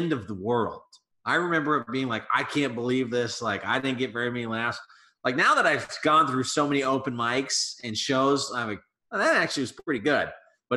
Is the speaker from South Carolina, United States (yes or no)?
no; Colorado, United States; moved away as an adult; now in Chicago, United States; So I'm born and raised in Colorado, and I moved out here about 4.5 years ago to Chicago